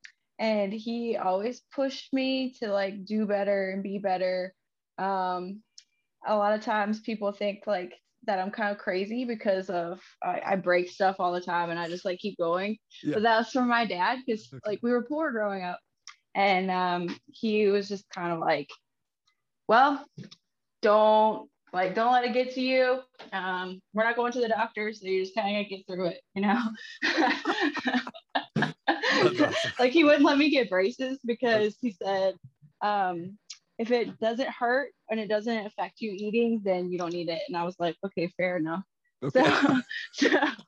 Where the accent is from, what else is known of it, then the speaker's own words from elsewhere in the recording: Middlebrook, Virginia, United States; I grew up in the middle of nowhere in a very, it's not even considered a town because it's so small. It's called a village, Middlebrook out in Virginia